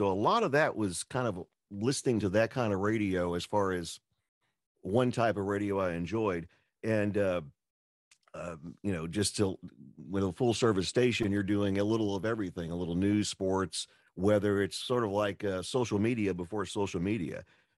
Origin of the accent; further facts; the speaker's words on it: Lexington, Kentucky, United States; also born or lived in Owensboro; now in Evansville, United States; Originally from Lexington. I grew up there, and my family moved off for a few years, and pretty much everything from kindergarten up to the time I left Lexington for about, 20 years was Lexington.